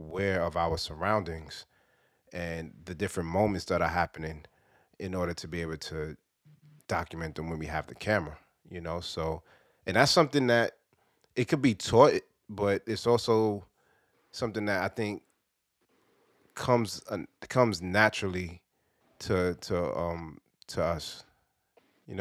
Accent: New York City, New York, United States; growing up in Brooklyn in the 80s and the 90s

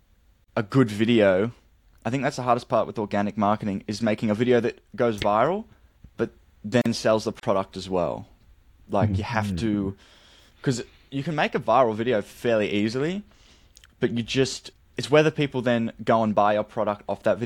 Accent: Australia; I'm from Australia

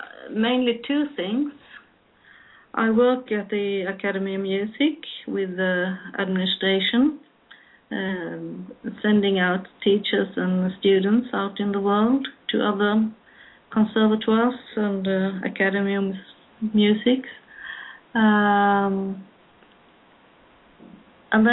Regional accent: Malmö, Skåne, Sweden; I live in the south of Sweden, close to Denmark, Copenhagen. We now have a bridge over to Copenhagen, so it takes me about 30 minutes to go to Copenhagen. I lived in a little town called Malmö all my life, and I have a long life. I'm in my mid-50s.

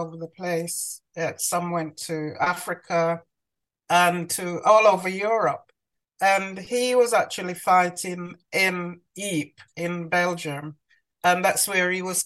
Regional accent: Manchester, North West England, United Kingdom; moved away as an adult; also born or lived in Clarendon, Jamaica / London; So I grew up in Manchester

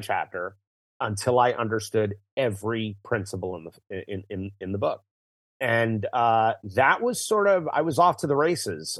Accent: New York City, New York, United States; also born or lived in Connecticut; I was born in Manhattan, uh, and I split my time between Connecticut, where my mom lived, and Manhattan, where my father lived.

